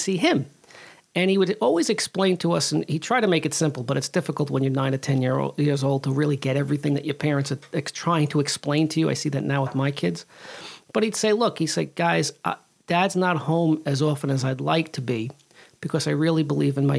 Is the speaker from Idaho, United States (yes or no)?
no; New York City, New York, United States; I grew up in the Bronx in the 80s and 70s and 80s, really